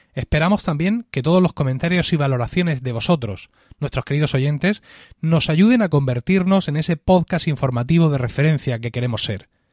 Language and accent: Spanish; Region of Murcia, Spain; como murciano